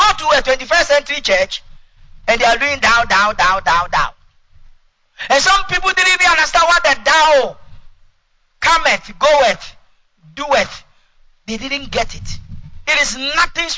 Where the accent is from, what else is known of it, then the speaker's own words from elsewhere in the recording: Ashanti, Ghana; English is a second language; I'm an Ashanti from the Ashanti tribe